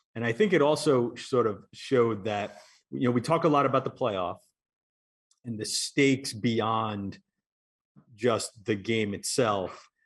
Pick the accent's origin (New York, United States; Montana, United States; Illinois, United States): New York, United States; growing up in New York and, and in Queens is not exactly a place where you find a lot of college football fans